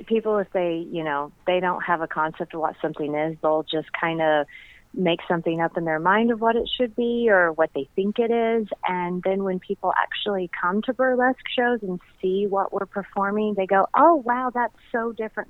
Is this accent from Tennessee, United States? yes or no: yes; Chattanooga, Tennessee, United States; moved away as an adult; also born or lived in Nashville, Tennessee; now in St. Louis, United States; I grew up in Chattanooga, Tennessee